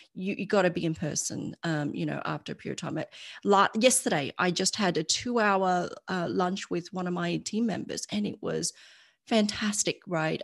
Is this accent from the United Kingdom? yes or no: no; Australia; moved away as an adult; now in United States; I'm Australian and my family's still in Australia